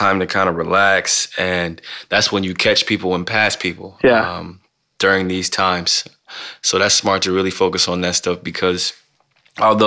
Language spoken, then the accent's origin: English; Canton, Ohio, United States; now in Oregon, United States; growing up in Canton, Ohio, which is really far from here